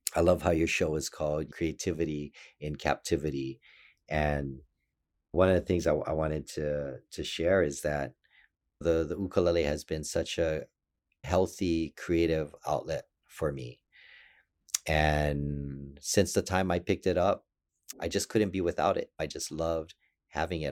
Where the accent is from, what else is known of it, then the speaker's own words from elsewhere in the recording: Hawaii, United States; I was born and raised in Hawaii